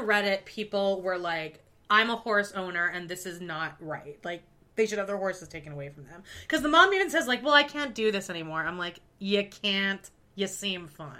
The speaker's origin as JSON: {"language": "English", "town": "Calgary", "region": "Alberta", "country": "Canada", "tie": "born or raised there", "also_born_or_lived": "New York", "moved": "yes", "said": "I grew up in Calgary"}